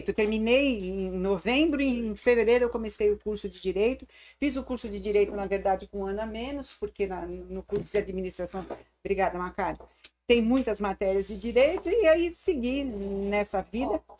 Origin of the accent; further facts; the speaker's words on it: Santo André, São Paulo, Brazil; Nasci em Santo André já há bastante